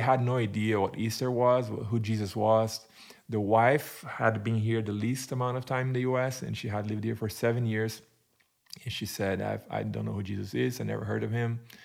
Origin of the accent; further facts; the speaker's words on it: Brazil; English is a second language; moved away as an adult; also born or lived in United Kingdom / Turkey; now in Arizona, United States; so I am originally from Brazil, born and raised in Brazil